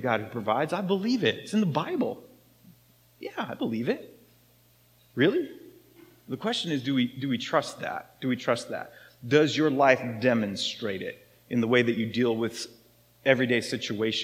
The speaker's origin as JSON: {"language": "English", "country": "United States", "said": "I'm American"}